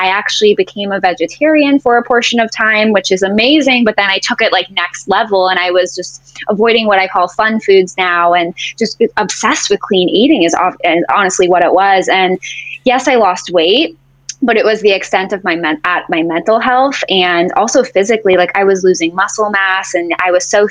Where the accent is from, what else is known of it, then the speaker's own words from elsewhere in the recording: Boston, Massachusetts, United States; also born or lived in Jacksonville, Florida; now in St. Petersburg, United States; I was born and raised in Boston